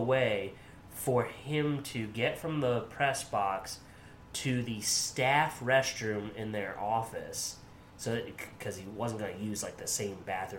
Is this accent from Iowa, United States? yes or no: no; Williamsport, Pennsylvania, United States; He went to Williamsport, which is, you know, my hometown.